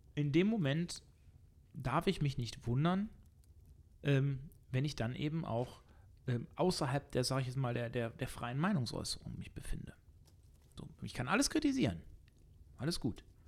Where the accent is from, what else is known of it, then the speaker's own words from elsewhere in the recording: Germany; wir als Deutsche